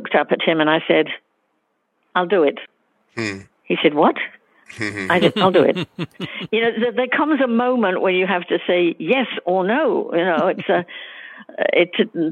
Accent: London, United Kingdom; also born or lived in Wales; I'm half Welsh, and during the serious bombing in the war in London where we lived, I used to go off to stay with my grandparents

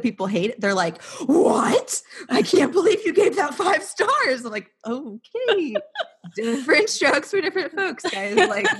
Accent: Arizona, United States; now in Richmond, United States; I'm 26. And yeah, I live in Richmond now. I grew up in Arizona.

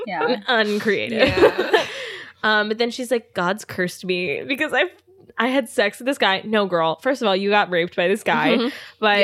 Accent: outside Philadelphia, Pennsylvania, United States; moved away; my hometown is outside Philly

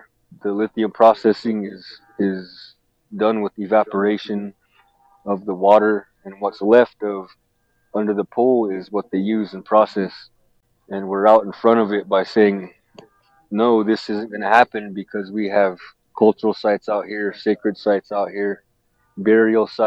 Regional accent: Duck Valley Shoshone-Paiute Nation, Fort McDermitt, Nevada, United States; I'm from the Western Shoshone people and the Northern Paiute people

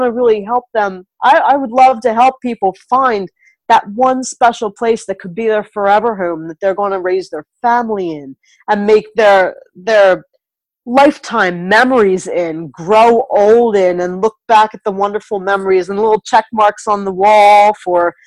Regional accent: New Jersey, United States; moved away as an adult; now in Michigan, United States; Jersey proud. I'm from Jersey

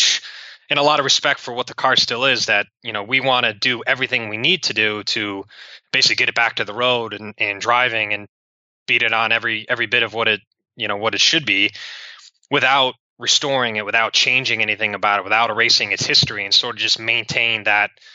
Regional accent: Cleveland, Ohio, United States; moved away as an adult; also born or lived in Kansas; I was going from Cleveland to Kansas

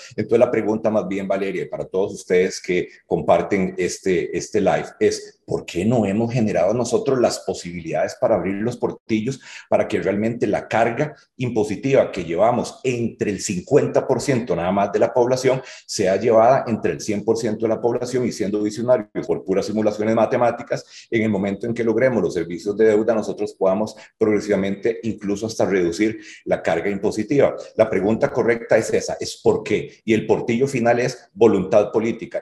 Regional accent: Hatillo, San José, Costa Rica; si yo vengo de Atillo

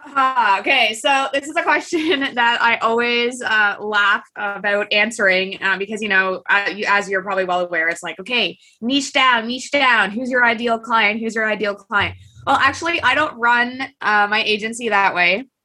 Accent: Kingston, Ontario, Canada; st lawrence college which is in kingston ontario and that's my hometown

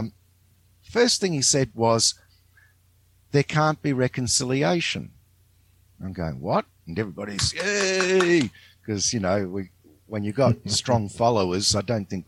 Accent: Australia; I grew up in Australia

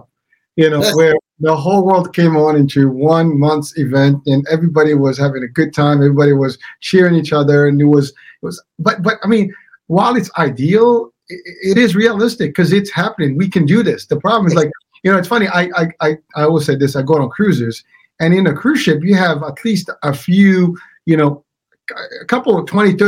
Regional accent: Morocco; now in United States; I'm from the States, but I am originally from Morocco

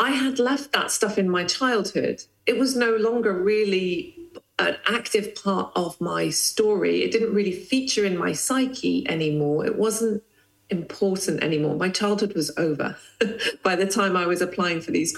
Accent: Lesotho; moved away; I grew up in the Kingdom of Lesotho in Southern Africa

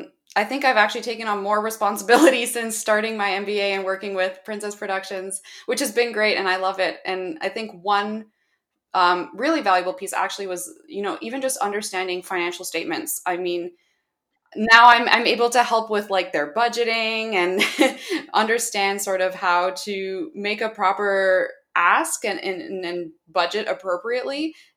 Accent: Toronto, Ontario, Canada; I'm from Toronto, Canada, and I'm currently pursuing my MBA at the Schulich School of Business at York University in Toronto.

